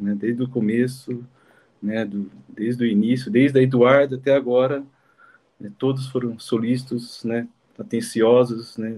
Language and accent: Portuguese; Jundiaí, São Paulo, Brazil; moved away as an adult; also born or lived in Campinas / Congo; E sou de Jundiaí, estudei em Campinas